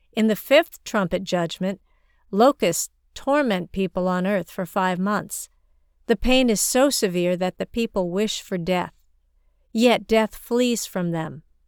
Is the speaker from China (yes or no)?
yes; China; moved away; I grew up in China, and Chinese people have a strong sense of locality